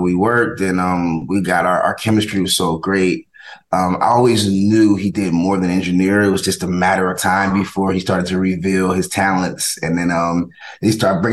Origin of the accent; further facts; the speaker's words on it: College Park, Georgia, United States; also born or lived in New Haven, Connecticut; I moved to Atlanta when I turned, I turned 10 years old and 11, moved to Atlanta. And that's where I was raised in College Park, Georgia.